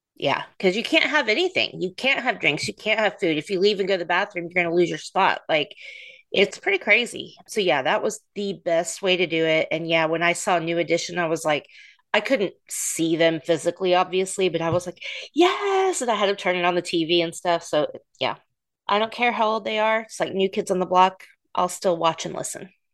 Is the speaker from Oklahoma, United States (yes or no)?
yes; Oklahoma City, Oklahoma, United States; they're from my hometown